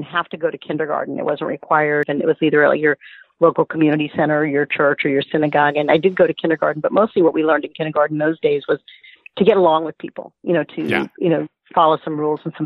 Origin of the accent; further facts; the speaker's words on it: Miami, Florida, United States; I grew up in Miami, and our schools were integrated at a young age